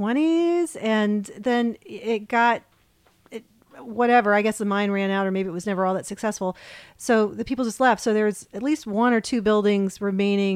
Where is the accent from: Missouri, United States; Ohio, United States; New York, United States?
Ohio, United States; moved away; I grew up in Ohio